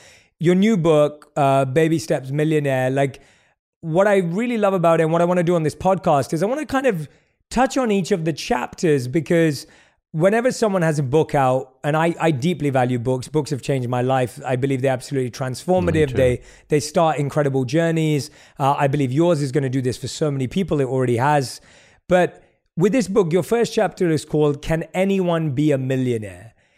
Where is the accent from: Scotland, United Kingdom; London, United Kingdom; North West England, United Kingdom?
London, United Kingdom; moved away as an adult; now in United States; And so when I moved to the United States from London and I went to buy a car